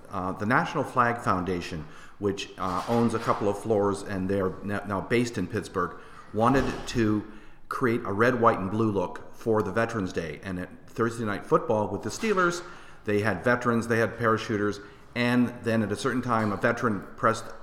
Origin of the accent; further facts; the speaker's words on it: Windsor, Ontario, Canada; got started in my first year of high school uh, at Riverside High in Windsor, Ontario. I'm Canadian, if you haven't heard my accent uh, uh filtering through.